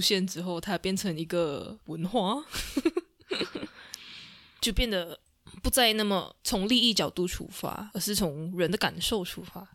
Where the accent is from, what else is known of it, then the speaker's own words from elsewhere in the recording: Sarawak, Malaysia; 我们是来自沙拉越的赤道儿女